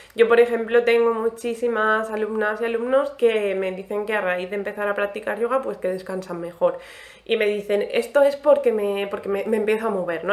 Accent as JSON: {"language": "Spanish", "town": "Alicante", "region": "Valencian Community", "country": "Spain", "moved": "yes", "lives_now": "Cartagena, Spain", "said": "yo soy de Alicante"}